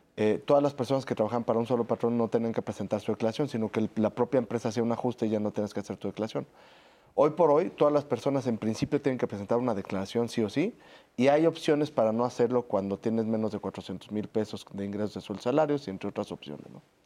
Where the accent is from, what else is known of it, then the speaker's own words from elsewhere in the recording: Mexico; como mexicanos